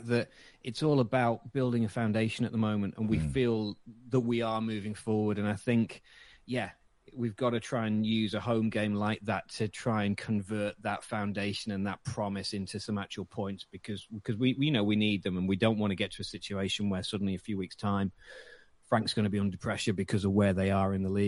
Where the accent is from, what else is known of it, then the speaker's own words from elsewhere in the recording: Hong Kong; I was born and brought up in Hong Kong, so I missed a lot of stuff.